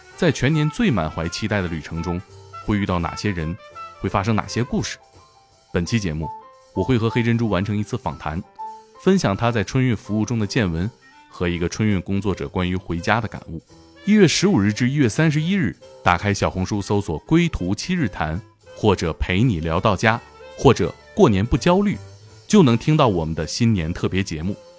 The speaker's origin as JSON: {"language": "Chinese", "town": "Shenyang", "region": "Liaoning", "country": "China", "accent": "Shenyang dialect", "said": "用我们沈阳话"}